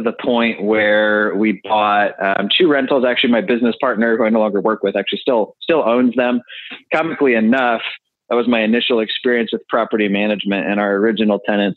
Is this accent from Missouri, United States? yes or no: yes; St. Louis, Missouri, United States; moved away; I'm actually originally from St. Louis